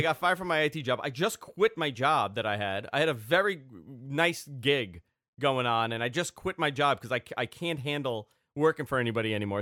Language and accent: English; New York, United States; also born or lived in Queens; I'm from New York